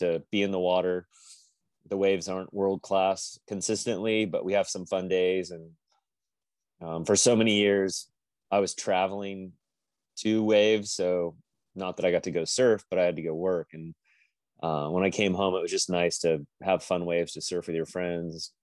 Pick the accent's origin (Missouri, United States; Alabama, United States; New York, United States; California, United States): California, United States; Napa Valley, Northern; moved away as an adult; also born or lived in Lincoln, Nebraska / Folly Beach, South Carolina; now in Wrightsville Beach, United States; we moved from Lincoln when I was 3 out to the Napa Valley in Northern California. And ocean culture where I grew up wasn't really a thing